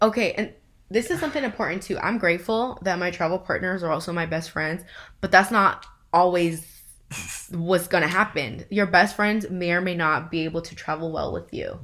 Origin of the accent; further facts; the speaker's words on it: Inland Empire, California, United States; we are from IE